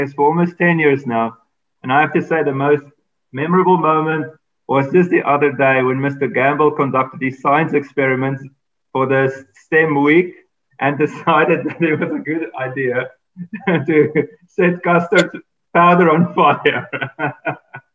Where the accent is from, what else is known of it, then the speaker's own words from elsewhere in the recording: Johannesburg, Gauteng, South Africa; I'm from sunny Johannesburg, South Africa